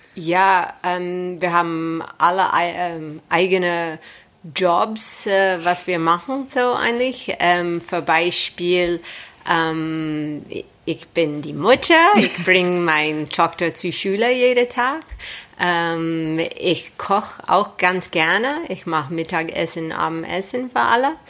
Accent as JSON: {"language": "German", "town": "Los Angeles", "region": "California", "country": "United States", "second_language": "German", "moved": "as an adult", "lives_now": "Germany", "said": "warum ich ganz nach Deutschland gekommen bin, aus Los Angeles, Kalifornien"}